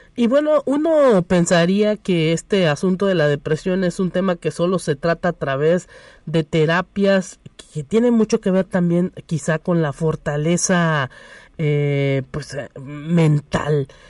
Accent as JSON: {"language": "Spanish", "country": "Mexico", "said": "nosotros como mexicanos a lo mejor luego a veces somos muy pesaditos"}